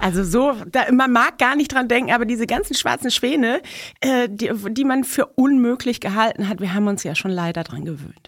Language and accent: German; Mexico City, Mexico; now in Germany; Ich bin ja in Mexico City geboren